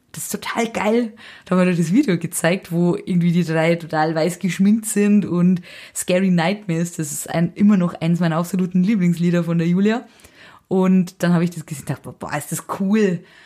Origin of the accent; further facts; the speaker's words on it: Saldenburg, Bavaria, Germany; moved away as an adult; also born or lived in Hutthurm; now in Nuremberg, Germany; aufgewachsen, aber in Traubmannsdorf, das ist die Gemeinde Saldenburg